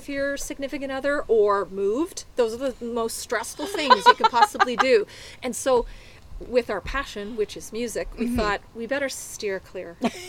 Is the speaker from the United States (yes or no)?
no; Chatham, Ontario, Canada; moved away; also born or lived in Toronto; I was raised in Chatham, Ontario.